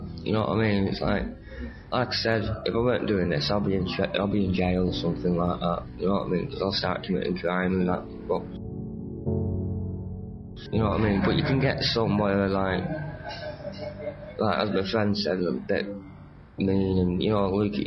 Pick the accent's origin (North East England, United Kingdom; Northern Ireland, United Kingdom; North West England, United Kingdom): North West England, United Kingdom; Bolton; moved away as an adult; now in Manchester, United Kingdom; I'm from Bolton